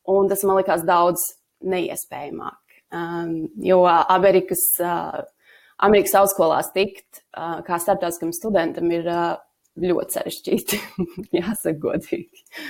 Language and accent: Latvian; Latvia; moved away as an adult; also born or lived in United States